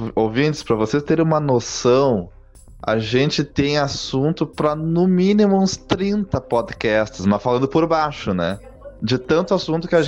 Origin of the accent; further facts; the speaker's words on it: Gaúcho, Rio Grande do Sul, Brazil; Tenho 29 anos, sou gaúcho